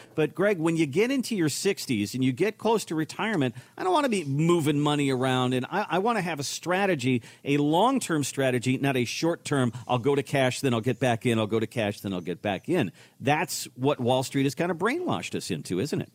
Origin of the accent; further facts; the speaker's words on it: Minnesota, United States; moved away; I'm originally from Minnesota